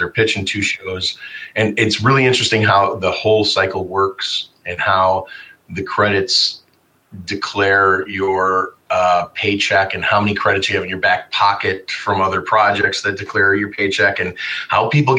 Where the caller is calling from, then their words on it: Chicago, Illinois, United States; We're located out of Chicago right now.